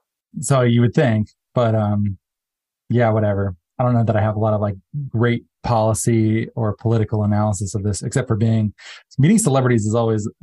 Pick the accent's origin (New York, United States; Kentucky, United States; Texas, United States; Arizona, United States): Arizona, United States; I'm from Arizona